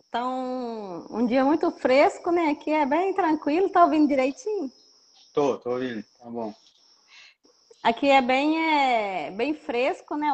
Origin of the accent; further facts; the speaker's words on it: Minas Gerais, Brazil; Então, somos das Matas de Minas, né?